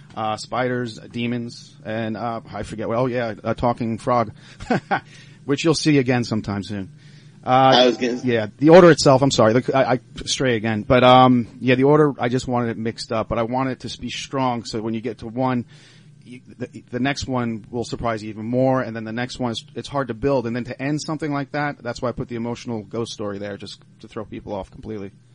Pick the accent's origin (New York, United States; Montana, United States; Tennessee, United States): New York, United States; Cooperstown; also born or lived in Long Island, New York; now in Pittsburgh, United States; when I was a kid and growing up in Cooperstown, uh, well, I did a lot of growing up there